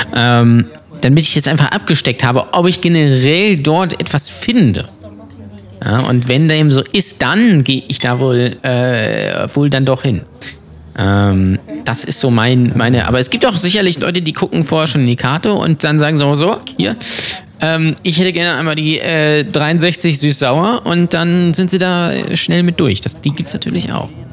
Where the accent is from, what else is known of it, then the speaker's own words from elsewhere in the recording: the North, Northern Germany, Germany; wie man bei uns im Norden sagt